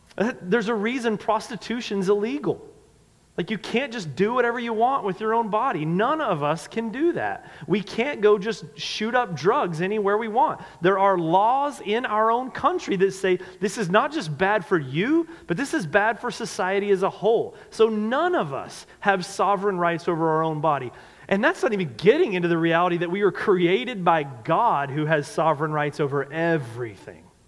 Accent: North Carolina, United States; I'm from the South. I grew up in North Carolina.

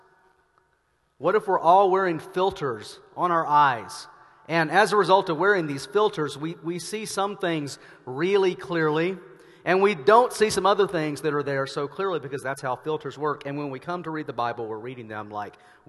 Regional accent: Arkansas, United States; now in Denver, United States; I am from Arkansas, and this part of Oregon feels eerily familiar to Arkansas to me.

